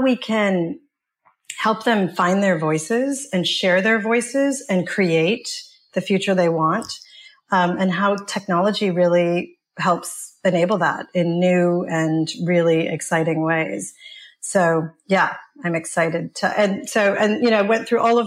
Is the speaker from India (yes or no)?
yes; India; now in United States; I was born in India, and I kind of was left there by my parents as they went to the U.S.